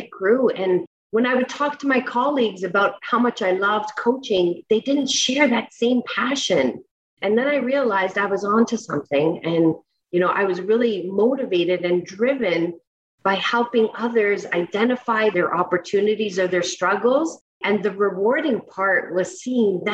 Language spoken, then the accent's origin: English; Toronto, Ontario, Canada; I grew up in Toronto, a large city in Ontario, Canada